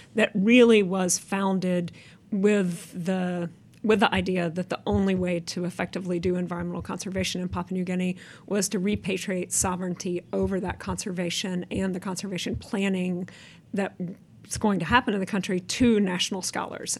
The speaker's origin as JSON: {"language": "English", "country": "United States", "said": "as an American"}